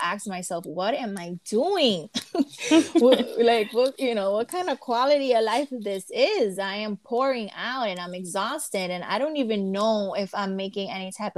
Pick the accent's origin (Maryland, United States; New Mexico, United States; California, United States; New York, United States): New York, United States; I was born and raised here